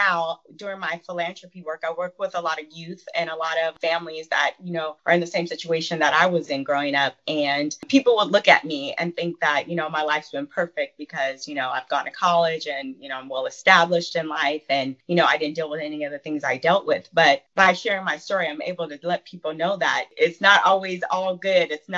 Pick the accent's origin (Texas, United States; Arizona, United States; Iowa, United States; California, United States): California, United States; San Diego; I was born and raised in San Diego, California.